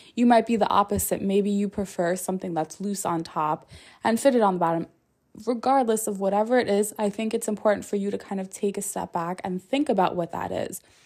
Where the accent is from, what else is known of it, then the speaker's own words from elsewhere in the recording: New York, United States; I'm a New Yorker